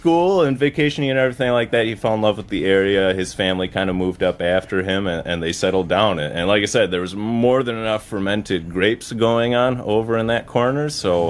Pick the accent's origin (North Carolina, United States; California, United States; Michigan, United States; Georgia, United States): Michigan, United States; Alpena; now in Paw Paw, United States; Yeah, I'm originally from Alpena.